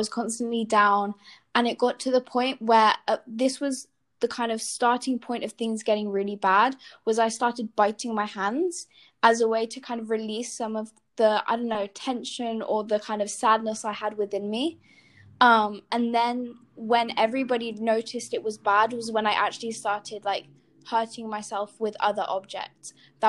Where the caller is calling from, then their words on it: Spain; …, and I'm joining from Spain.